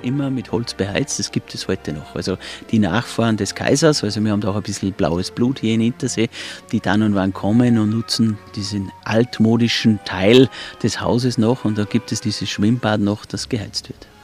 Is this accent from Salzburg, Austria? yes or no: yes; Hintersee, Salzburg, Austria; ich bin zwar in Salzburg geboren, aber ich bin ein gewaschener Hinterseer, also ein Einheimischer und bin hier groß geworden.